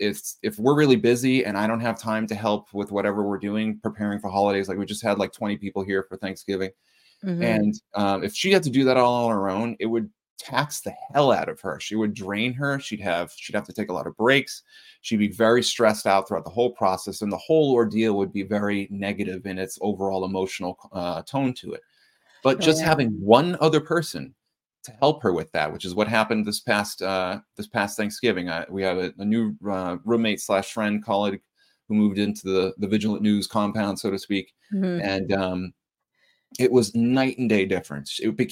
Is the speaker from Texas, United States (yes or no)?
no; Reading, Massachusetts, United States; I grew up in Reading, Massachusetts